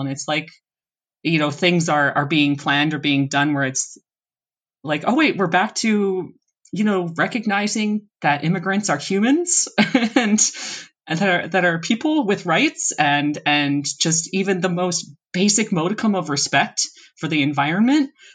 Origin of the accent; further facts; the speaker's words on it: East Coast of the US, United States; moved away; also born or lived in Seattle; We're both originally from the East Coast of the U S and then I've also lived in Seattle